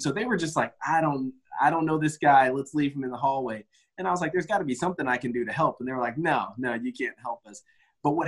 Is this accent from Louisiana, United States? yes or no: no; Spotsylvania County, Central Virginia, United States; I'm from Spotsylvania County, so Spotsy, as we call it, grew up there in Central Virginia